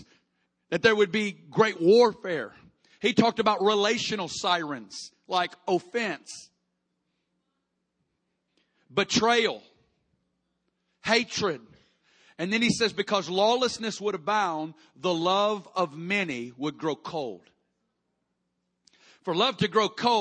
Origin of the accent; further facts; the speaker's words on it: Kansas City, Missouri, United States; I'm from Kansas City, we get tornadoes